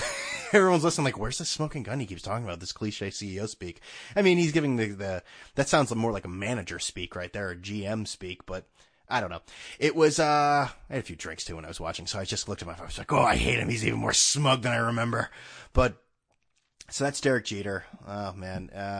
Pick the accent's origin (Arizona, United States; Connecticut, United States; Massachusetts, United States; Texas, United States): Connecticut, United States; Mystic; I'm from Mystic. I went to North Carolina.